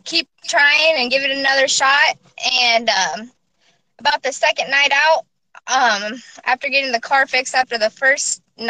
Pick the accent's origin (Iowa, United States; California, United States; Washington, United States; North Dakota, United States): Iowa, United States; Keokuk; Okay, I'm from Keokuk, Iowa. I'm 20 years old.